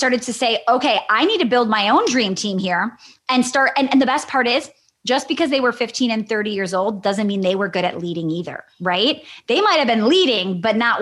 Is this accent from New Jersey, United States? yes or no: no; Wisconsin, United States; I'm from Wisconsin.